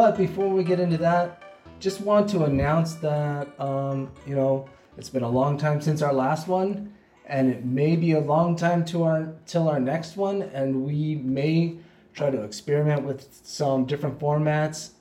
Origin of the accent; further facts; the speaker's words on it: West Covina, California, United States; I was growing up in West Covina